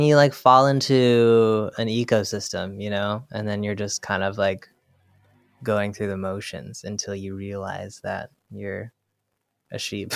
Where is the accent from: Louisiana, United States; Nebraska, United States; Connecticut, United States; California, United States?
California, United States; Bay Area; moved away as an adult; also born or lived in Los Angeles / Brooklyn; now in New York, United States; I grew up in the Bay Area